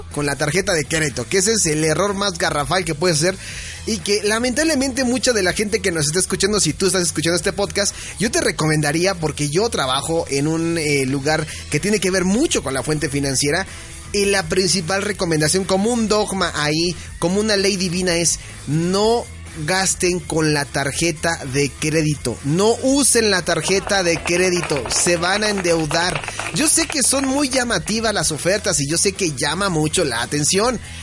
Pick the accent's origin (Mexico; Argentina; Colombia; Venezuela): Mexico; somos mexicanos.